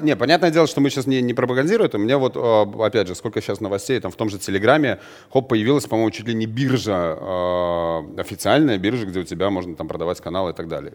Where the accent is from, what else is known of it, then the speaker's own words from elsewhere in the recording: Belarus; у нас в стране, а мы из Беларуси вещаем